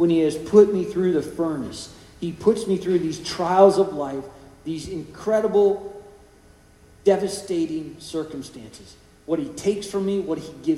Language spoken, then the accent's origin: English; California, United States; Growing up in California